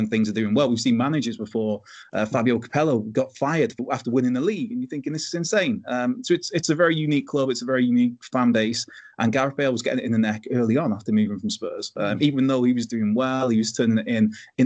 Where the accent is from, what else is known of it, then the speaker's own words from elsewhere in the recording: Wales, United Kingdom; as a Welshman